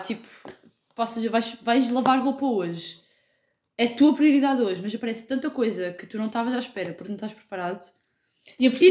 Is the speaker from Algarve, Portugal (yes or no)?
yes; Lagos, Algarve, Portugal; now in Faro, Portugal; tenho 20 anos, sou de Lagos e estou a estudar Martim em Faro